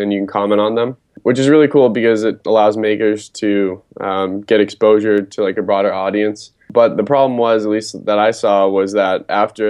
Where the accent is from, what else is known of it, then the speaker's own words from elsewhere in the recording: Acton, Massachusetts, United States; I'm from just outside Boston in a town called Acton, Massachusetts